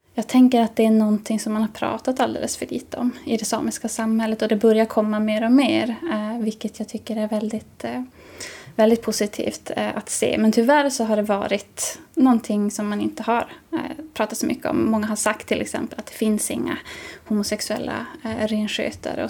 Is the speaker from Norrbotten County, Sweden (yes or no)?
yes; Jokkmokk area, Norrbotten County, Sweden; i mina hemtrakter